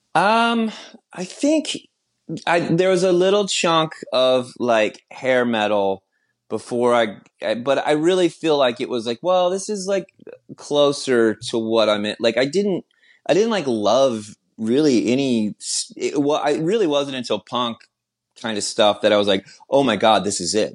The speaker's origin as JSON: {"language": "English", "town": "Austin", "region": "Texas", "country": "United States", "said": "I'm from Austin, Texas"}